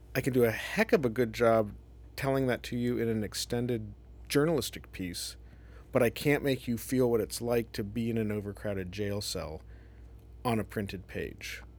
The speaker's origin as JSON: {"language": "English", "town": "Columbus", "region": "Ohio", "country": "United States", "tie": "born or raised there", "also_born_or_lived": "Evanston, Illinois / New York, United States", "moved": "as an adult", "said": "I'm from Ohio, so I grew up in Columbus"}